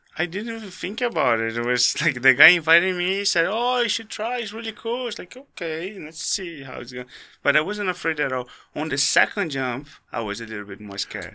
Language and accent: English; Rio de Janeiro, Brazil; born or raised there; English is a second language; moved away; also born or lived in Guarulhos, São Paulo, Brazil